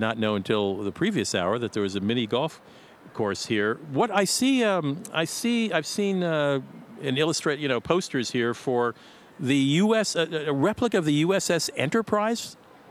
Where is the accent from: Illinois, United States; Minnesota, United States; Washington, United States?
Minnesota, United States; Bloomington; born or raised there